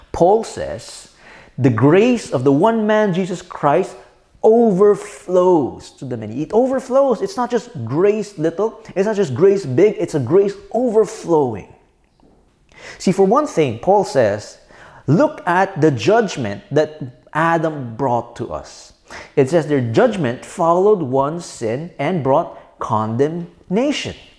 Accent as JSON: {"language": "English", "country": "Philippines", "said": "I'm a Filipino citizen"}